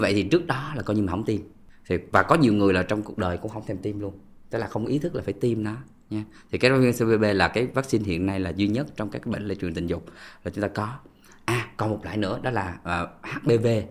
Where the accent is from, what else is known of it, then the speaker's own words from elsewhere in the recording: Vietnam; mình người Việt Nam